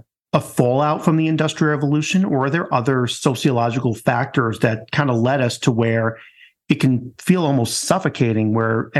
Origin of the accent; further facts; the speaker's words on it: Long Island, New York, United States; I come from Long Island.